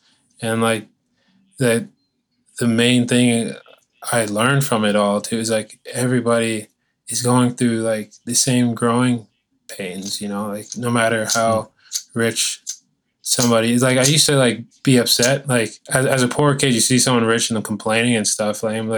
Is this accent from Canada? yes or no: yes; Ajax, Ontario, Canada; also born or lived in Detroit; So I was born in Ajax, Ontario. And so we bounced around city to city. I even lived in Detroit for a little bit as well, because it's right on the border from Windsor, Ontario, across the border is Michigan.